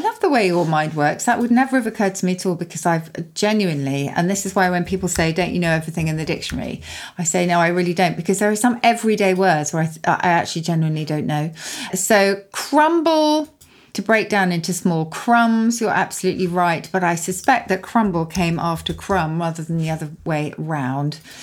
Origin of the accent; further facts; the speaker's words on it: Surrey, South East England, United Kingdom; where I grew up in Surrey